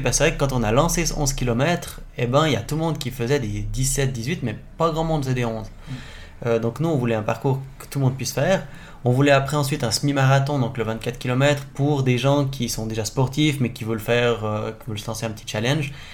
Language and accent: French; Charmey, Fribourg, Switzerland; je viens de charmer